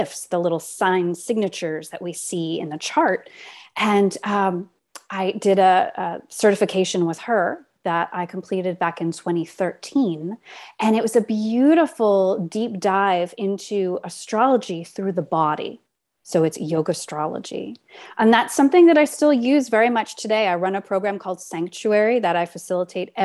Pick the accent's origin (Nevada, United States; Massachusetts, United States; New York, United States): New York, United States; New York City; I grew up in Manhattan in the West Village